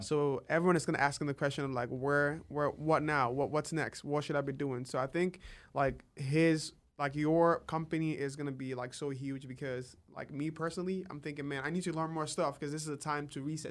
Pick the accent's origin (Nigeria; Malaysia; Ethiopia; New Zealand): Nigeria; moved away as an adult; now in United States; am originally from Nigeria. Uh, I came to the U S in twenty sixteen